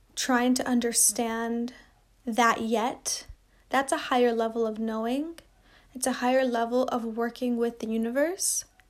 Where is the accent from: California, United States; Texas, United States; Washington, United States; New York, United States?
Washington, United States; Seattle; I come from Seattle